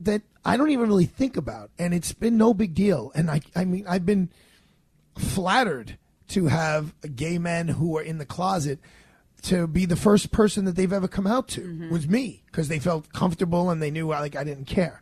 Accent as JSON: {"language": "English", "town": "New York City", "region": "New York", "country": "United States", "tie": "born or raised there", "said": "growing up in Bay Ridge, Brooklyn, there's such diversity. And I love the neighborhood I grew up in and I live in."}